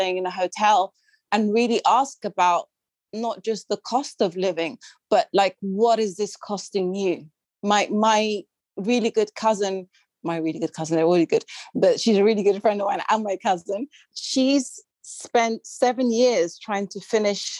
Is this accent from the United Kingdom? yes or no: yes; United Kingdom; accent: British; also born or lived in Sudan; my light skin and my British accent